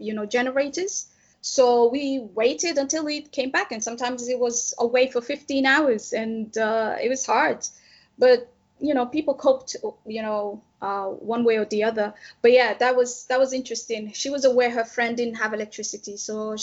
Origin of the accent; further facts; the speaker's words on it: Djibouti; I grew up in Djibouti